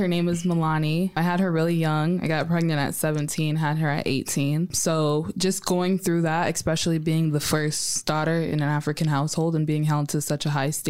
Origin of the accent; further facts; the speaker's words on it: South Sudan; now in United States; I'm from South Sudan. At the time, it was still Sudan.